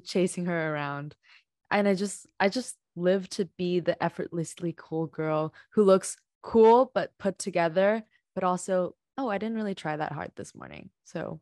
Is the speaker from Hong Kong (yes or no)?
yes; Hong Kong; moved away; also born or lived in Canada; growing up in Hong Kong